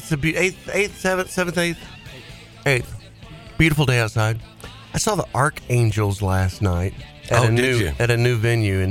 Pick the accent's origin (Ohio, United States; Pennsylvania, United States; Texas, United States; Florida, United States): Texas, United States; Fort Worth; also born or lived in Dallas; I'm from Fort Worth, but I was living in Dallas at SMU.